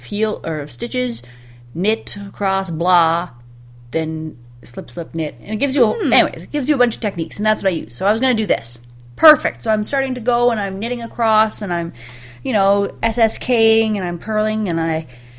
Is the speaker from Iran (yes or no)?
no; Canada; I'm from Canada